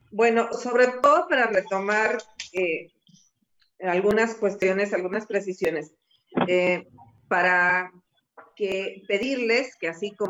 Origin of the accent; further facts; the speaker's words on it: San Luis Potosí, Mexico; yo soy ciudadana de San Luis Potosí.